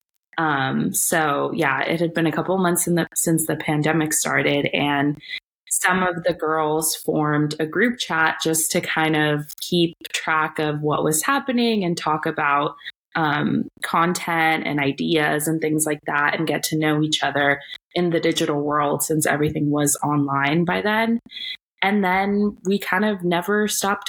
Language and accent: English; Bay Area, California, United States; also born or lived in El Salvador / New York; I live in San Francisco, grew up in the Bay Area